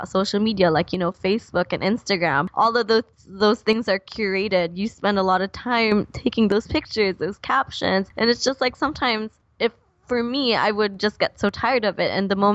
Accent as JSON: {"language": "English", "country": "Philippines", "tie": "born or raised there", "said": "I grew up in the Philippines"}